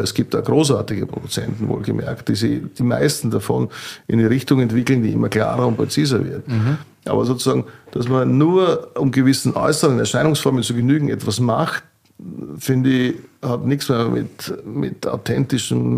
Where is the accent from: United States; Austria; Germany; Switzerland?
Austria; Burgenland; bei uns in Burgenland